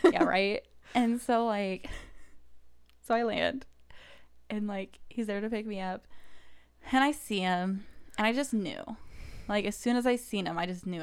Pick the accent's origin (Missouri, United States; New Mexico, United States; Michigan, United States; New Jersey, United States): Missouri, United States; Kansas City; moved away as an adult; also born or lived in Saint Louis / Mississippi; now in Indianapolis, United States; grew up in Kansas City, went to college in Saint Louis